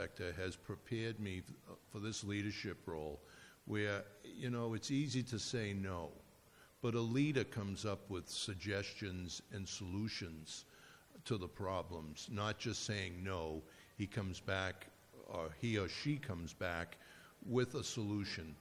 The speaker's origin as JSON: {"language": "English", "town": "Braintree", "region": "Massachusetts", "country": "United States", "tie": "born or raised there", "said": "I've lived in Braintree for 61 years. I attended Braintree Public Schools, Donald Ross Elementary School, East Middle School, and Braintree High School"}